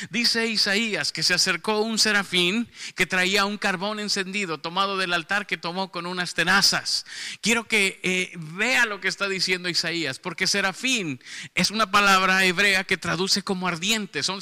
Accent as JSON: {"language": "Spanish", "region": "Mexico City", "country": "Mexico", "accent": "norteño", "lives_now": "Monterrey, Mexico", "said": "no, no, soy chilango, pero ya parezco de acá."}